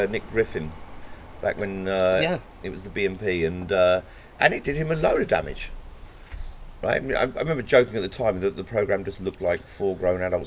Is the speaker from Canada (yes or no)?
no; England, United Kingdom; being white, being male, being British, or even English